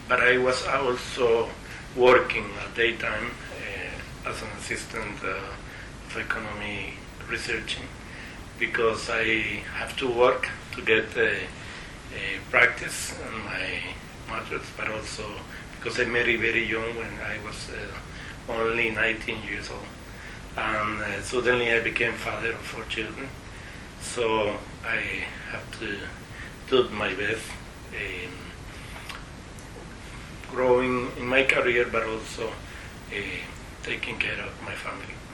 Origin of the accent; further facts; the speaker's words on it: Costa Rica; first language Spanish; English is a second language